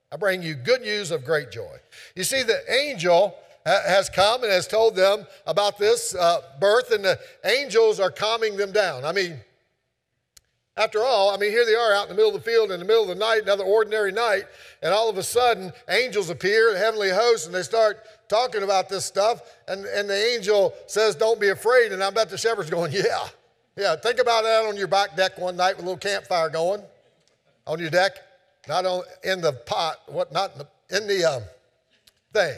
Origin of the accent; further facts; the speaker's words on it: Keezletown, Virginia, United States; I was growing up in Keezeltown